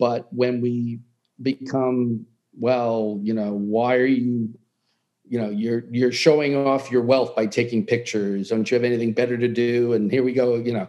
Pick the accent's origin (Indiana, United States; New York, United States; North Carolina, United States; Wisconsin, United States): New York, United States; New York City; Yeah, you know, I'm from New York City